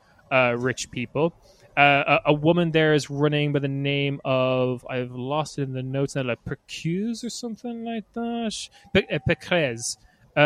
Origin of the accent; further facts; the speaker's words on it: Ireland; as an Irish boy myself